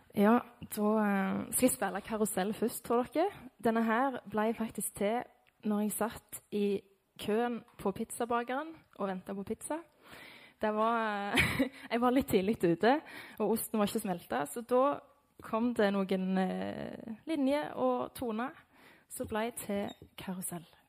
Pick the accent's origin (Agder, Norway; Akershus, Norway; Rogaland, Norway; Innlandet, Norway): Rogaland, Norway; Lye; jeg er fra Lye.